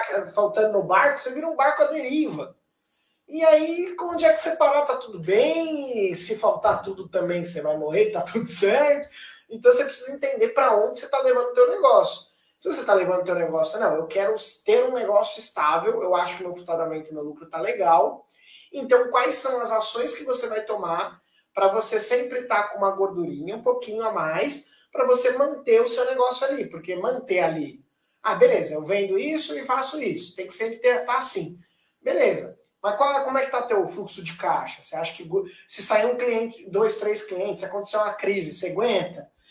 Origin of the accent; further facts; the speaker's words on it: Brazil; nós como brasileiros